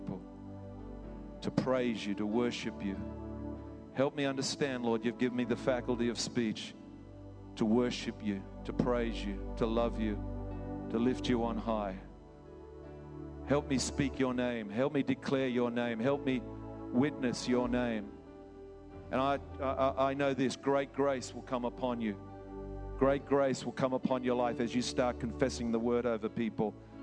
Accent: England, United Kingdom; now in Australia; I come from England

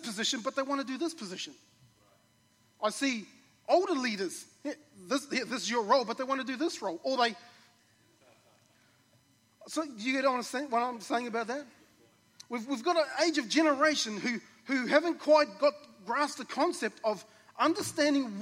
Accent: New Zealand; I grew up in New Zealand in a community of a small rural community.

